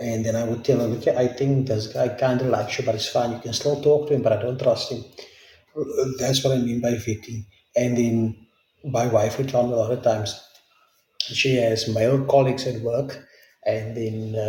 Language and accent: English; South Africa; English is a second language; I'm from South Africa